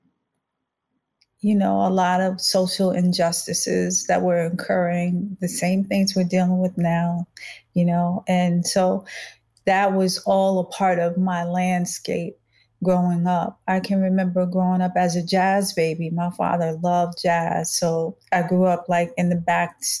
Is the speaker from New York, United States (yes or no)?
yes; New York, United States; born or raised there; also born or lived in Los Angeles, California / Boston, Massachusetts